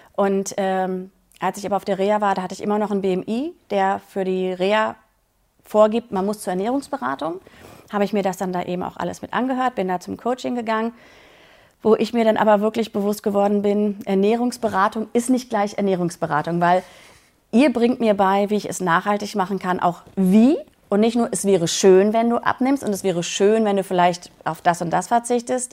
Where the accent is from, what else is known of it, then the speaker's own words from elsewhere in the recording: Berlin, Germany; 42 Jahre alt, äh, komme aus Berlin